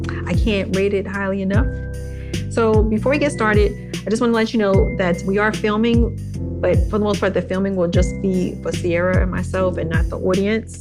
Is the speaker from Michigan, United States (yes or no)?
no; Washington, District of Columbia, United States; moved away as an adult; now in New Jersey, United States; I grew up in Washington, D.C. and then moved to New Jersey for college, post-grad